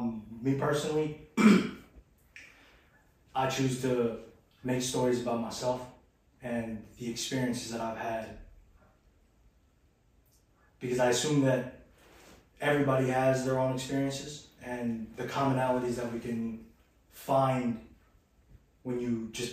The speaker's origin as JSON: {"language": "English", "country": "Philippines", "said": "I'm Filipino, so filial piety is still kind of the thing in that society, and we came from the old world, so."}